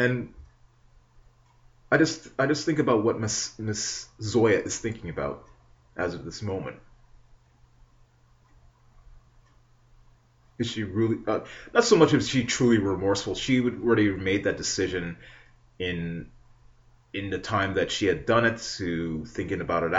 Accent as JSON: {"language": "English", "country": "Canada", "tie": "born or raised there", "said": "not just as a citizen, not just as a Canadian born"}